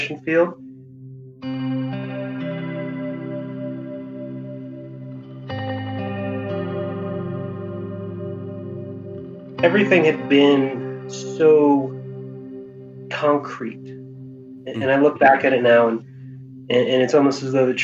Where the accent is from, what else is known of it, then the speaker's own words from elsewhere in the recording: Hawaii, United States; I was born and raised in Hawaii